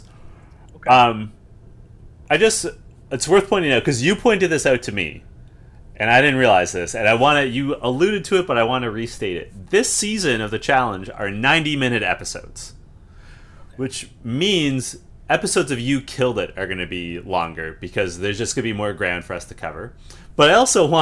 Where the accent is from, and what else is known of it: Canada